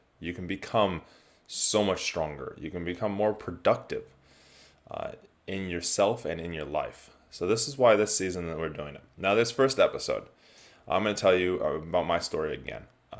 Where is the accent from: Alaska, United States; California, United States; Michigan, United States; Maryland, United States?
California, United States; moved away as an adult; now in New Zealand; I am originally from California, now live in New Zealand, have been since 2004. But I grew up sailing around the world